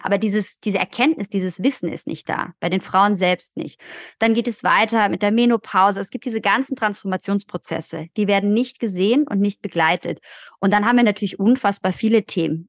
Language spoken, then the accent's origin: German; Germany; wir sind in Deutschland geboren